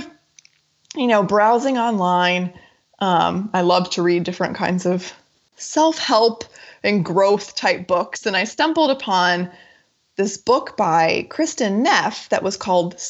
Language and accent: English; United States; moved away as an adult; also born or lived in Japan; moving back to the U.S.